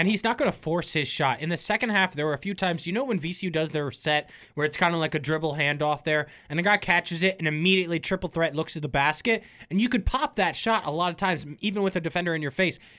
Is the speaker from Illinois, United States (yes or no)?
no; Northern Virginia, United States; growing up in Northern Virginia